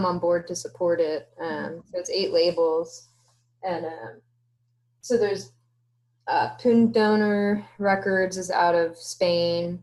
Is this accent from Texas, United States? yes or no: yes; Houston, Texas, United States; we're from Houston, Texas